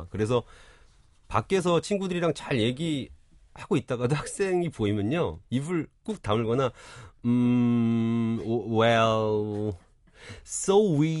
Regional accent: Seoul, South Korea; born there; 나는 서울에서 태어났지만

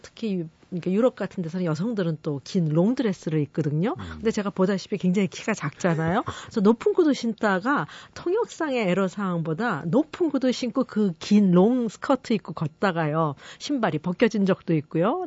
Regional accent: Seoul, South Korea; first language Korean; 제가 서울 사람이라서

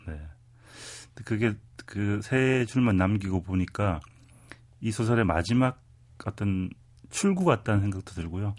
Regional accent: Gyeongsang, South Korea; 제가 그 고향이 음. 아마 경상도여서

